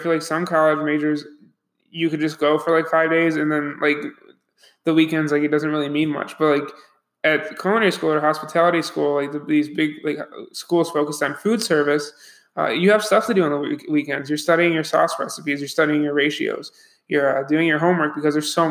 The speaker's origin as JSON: {"language": "English", "town": "Buffalo", "region": "New York", "country": "United States", "moved": "as an adult", "said": "I'm from Buffalo, New York"}